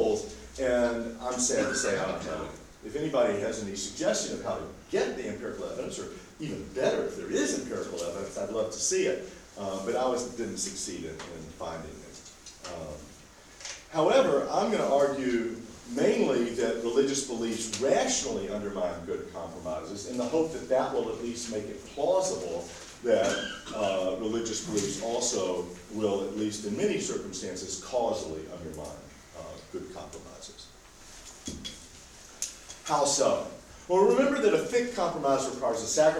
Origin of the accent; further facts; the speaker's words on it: United States; I'm from America